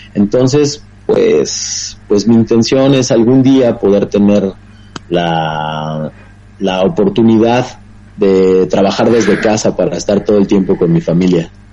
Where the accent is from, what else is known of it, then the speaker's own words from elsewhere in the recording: Taxco, Guerrero, Mexico; yo soy originario de, de Tasco Guerrero